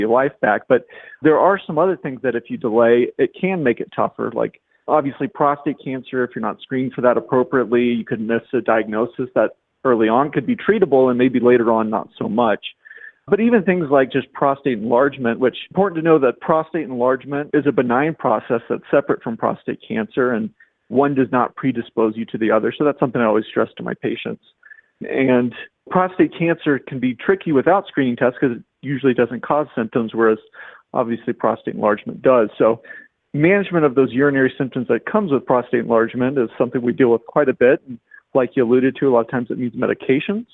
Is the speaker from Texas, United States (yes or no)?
no; Oklahoma, United States; moved away as an adult; also born or lived in Indiana; originally from Oklahoma